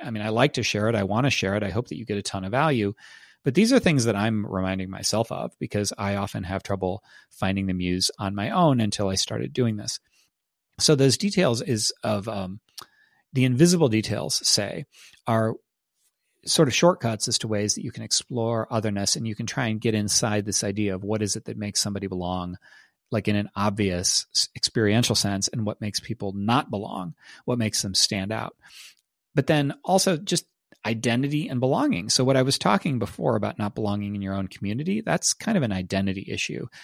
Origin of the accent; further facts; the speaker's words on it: Northern Ohio, United States; moved away as an adult; now in Austin, United States; I grew up in Northern Ohio and, uh, went to school in Central Ohio